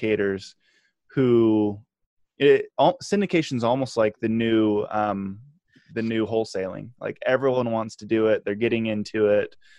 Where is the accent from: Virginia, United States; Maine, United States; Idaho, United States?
Idaho, United States; Boise; I'm from Boise, Idaho